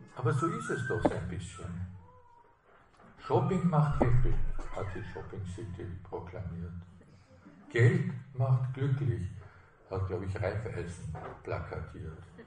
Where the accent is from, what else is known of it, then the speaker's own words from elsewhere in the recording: Austria; als Österreicher